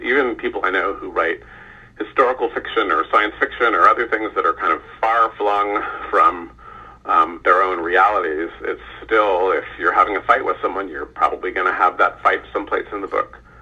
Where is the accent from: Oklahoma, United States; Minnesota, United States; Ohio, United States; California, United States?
California, United States; I grew up in California